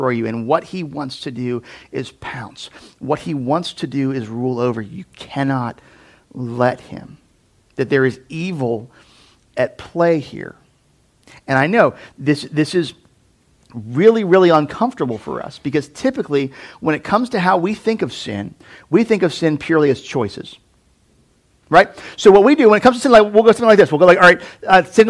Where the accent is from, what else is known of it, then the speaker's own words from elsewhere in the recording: United States; American Christians